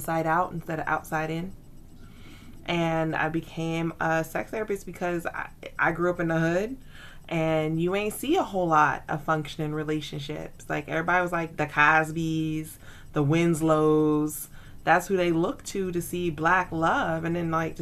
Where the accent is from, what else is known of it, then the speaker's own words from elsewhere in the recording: the South, United States; I am a Southerner, a recovering Baptist